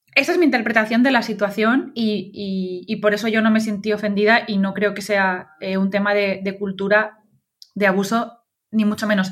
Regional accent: Valencian Community, Spain; como buena valenciana

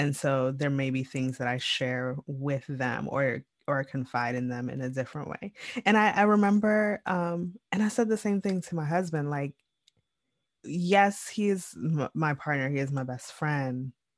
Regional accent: Jamaica; I am always, one, I am Jamaican.

